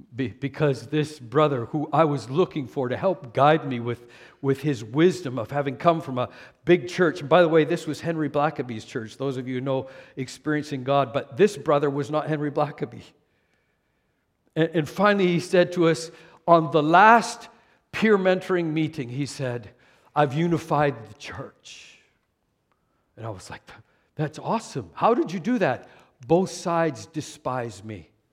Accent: Canada; moved away; also born or lived in California / Moose Jaw, Saskatchewan; even though I was born in Canada, I was born and raised in a city

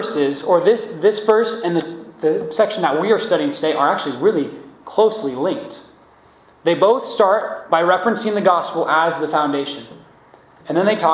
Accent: United States; as American believers

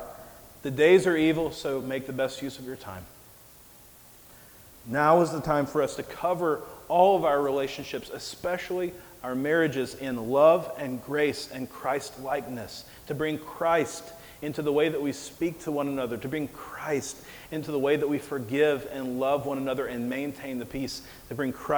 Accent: Mississippi, United States; moved away as an adult; also born or lived in Nebraska; my hometown in Mississippi

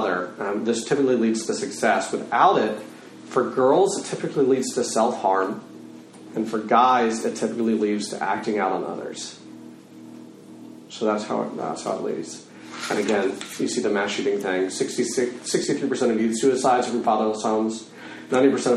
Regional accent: Texas, United States; I'm a Texan

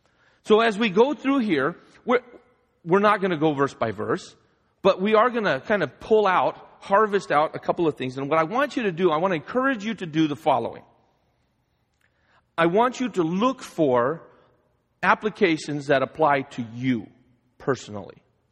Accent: Guadalajara, Jalisco, Mexico; As most of you know, I grew up in Guadalajara, Mexico. My parents are missionaries down there.

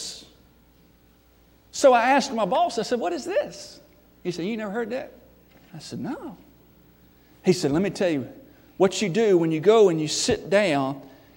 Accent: Memphis, Tennessee, United States; moved away; I was from Memphis

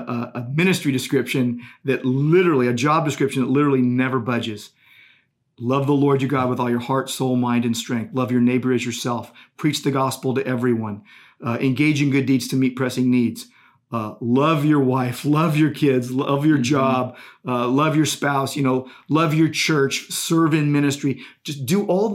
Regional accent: United States; I'm a citizen of the United States as an American Christian.

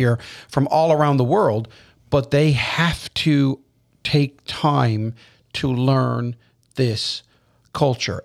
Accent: Newfoundland and Labrador, Canada; also born or lived in Prince Edward Island; I'm from Newfoundland

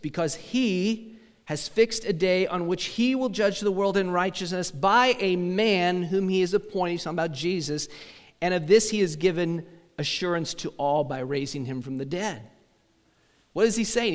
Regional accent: United States; as an American

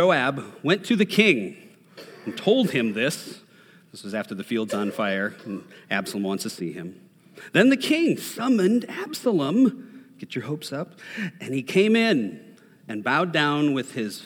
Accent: Minnesota, United States; I'm from Minnesota

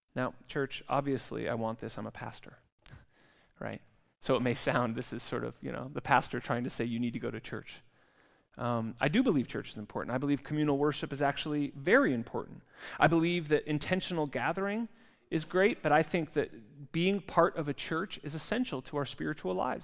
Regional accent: California, United States; now in Zurich, Switzerland; I come from California

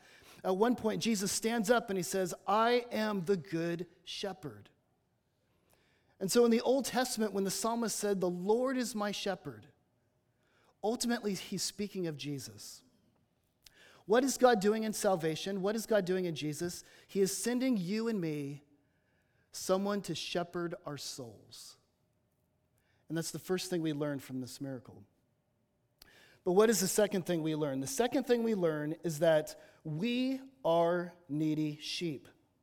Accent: Los Angeles, California, United States; now in Batesville, United States; There's Disneyland where I'm from. I'm from Los Angeles.

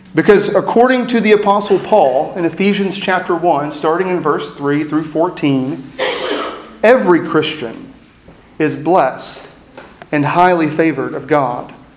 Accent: East Texas, United States; moved away as an adult; also born or lived in Lubbock, Texas / Washington, D.C.; an East Texas hillbilly who found himself in West Texas law school coming to an East Coast law firm.

